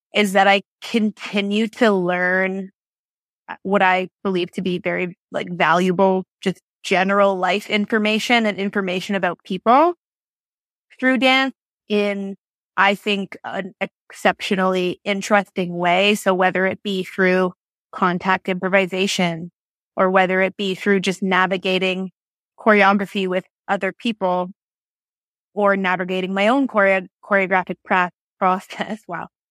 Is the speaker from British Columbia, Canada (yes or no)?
no; Barrie, Ontario, Canada; now in Toronto, Canada; I grew up in Barrie.